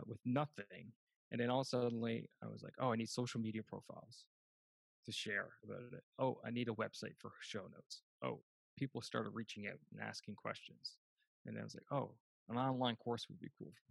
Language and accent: English; Canada; 2010, I came home to Canada